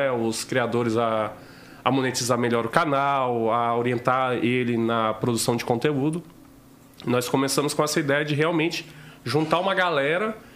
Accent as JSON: {"language": "Portuguese", "region": "Rondônia", "country": "Brazil", "tie": "born or raised there", "also_born_or_lived": "Dom Aquino, Mato Grosso", "said": "Eu cresci em Rondônia, né? A minha família, pô, todo mundo. Meus pais foram criados em fazenda e tava todo mundo indo pro, pra Rondônia atrás de terra mais barata, né?"}